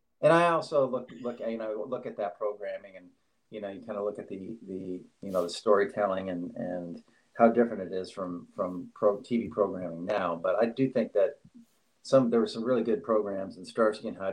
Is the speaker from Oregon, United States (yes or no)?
yes; Oregon, United States; moved away; also born or lived in Staten Island, New York / Los Angeles / New York City; growing up in Oregon